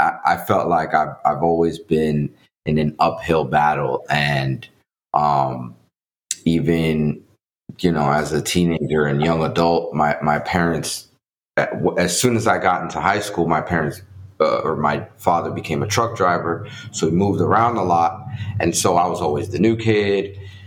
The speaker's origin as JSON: {"language": "English", "town": "New York City", "region": "New York", "country": "United States", "tie": "born or raised there", "also_born_or_lived": "Dominican Republic", "second_language": "English", "said": "Yeah. So I'm originally from the Dominican Republic. My parents brought me to New York City as a child. And so I grew up in the Bronx, in the jungle of New York City."}